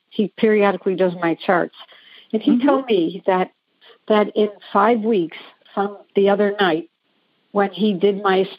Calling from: South Carolina, United States; Thank you. I'm calling from South Carolina

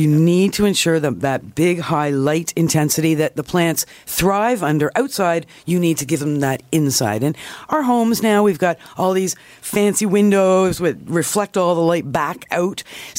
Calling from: Toronto, Ontario, Canada

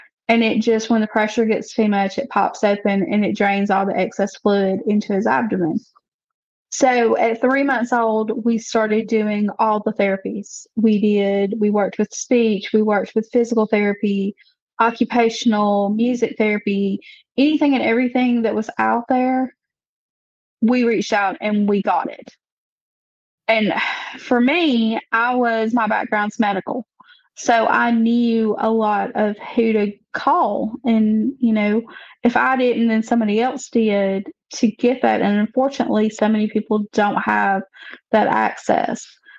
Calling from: Alabama, United States; I live in a little sub-community in North Alabama.

